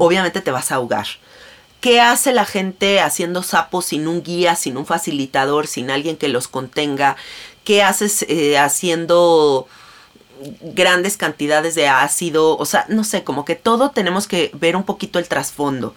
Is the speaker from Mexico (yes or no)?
yes; Mexico; Yo soy mexicana